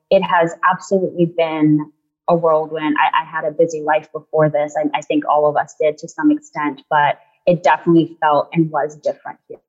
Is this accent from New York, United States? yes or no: yes; New York City, New York, United States; moved away as an adult; also born or lived in Guyana; now in Charlottesville, United States; My family and I moved to the United States when I was 3 years old, and we moved to Queens, New York, which is where I lived for the last 25 years.